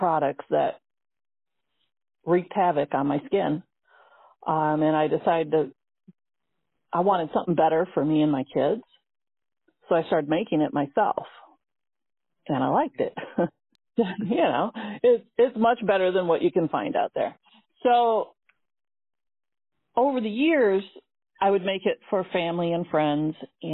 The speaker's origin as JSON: {"language": "English", "town": "St. Joseph", "region": "Michigan", "country": "United States", "tie": "born or raised there", "lives_now": "South Bend, United States", "said": "I grew up in St. Joe."}